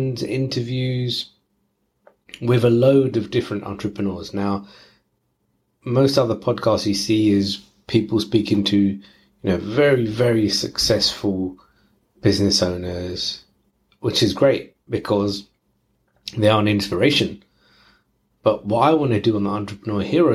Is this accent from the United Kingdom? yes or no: yes; London, United Kingdom; I'm from East London, so that's where the lingo comes from.